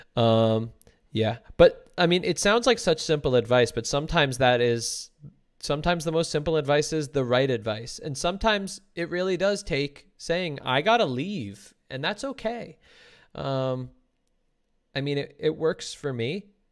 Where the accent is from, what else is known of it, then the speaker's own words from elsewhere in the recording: New Jersey, United States; also born or lived in New York; now in Los Angeles, United States; growing up in New Jersey